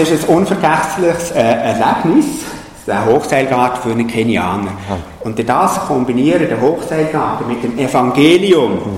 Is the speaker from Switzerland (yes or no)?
yes; Switzerland; Für mich als Schweizer, als äh, ehemaliger Berggänger, ist das kein Problem.